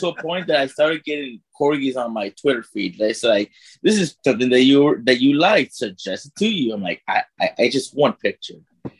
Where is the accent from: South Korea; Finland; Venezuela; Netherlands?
South Korea; I'm from Korea.